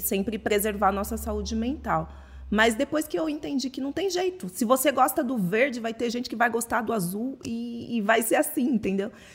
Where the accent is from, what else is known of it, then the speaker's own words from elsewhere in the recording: São Paulo, Brazil; tenho 26 anos, sou de São Paulo